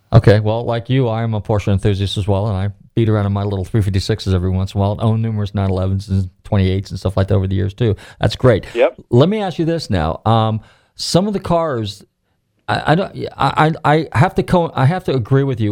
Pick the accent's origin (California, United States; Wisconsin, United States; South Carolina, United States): California, United States; Marin County, Northern; I'm from Northern California, Marin County